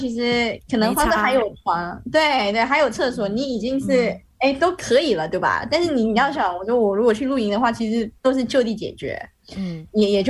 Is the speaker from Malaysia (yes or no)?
yes; Malaysia; now in China; 我是外国人嘛，我在这边，嗯、但是呃中国和马来西亚是互惠国， 所以我在中国打疫苗是免费的。